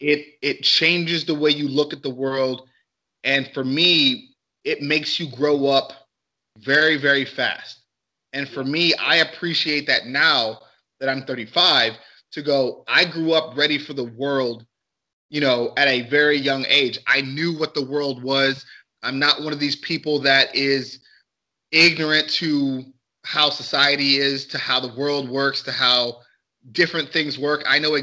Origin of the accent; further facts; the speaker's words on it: Cleveland, Ohio, United States; We have a saying in Cleveland, especially on the east side